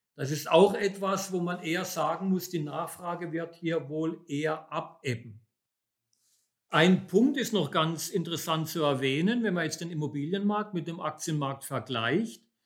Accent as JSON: {"language": "German", "country": "Germany", "said": "bei uns in Deutschland"}